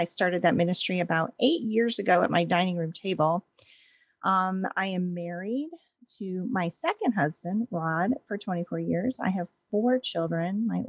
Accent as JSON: {"language": "English", "town": "Williamsport", "region": "Pennsylvania", "country": "United States", "tie": "born or raised there", "said": "I grew up in Williamsport, Pennsylvania, which is the home of the Little League World Series."}